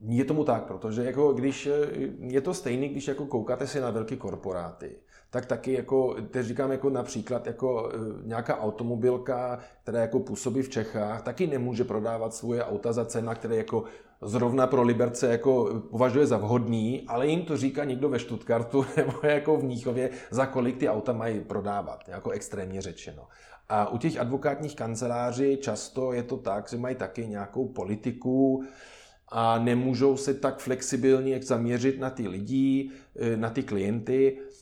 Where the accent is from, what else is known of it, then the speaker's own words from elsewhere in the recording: Germany; Czech is a second language; moved away as an adult; now in Czech Republic; já osobně samozřejmě jsem Němec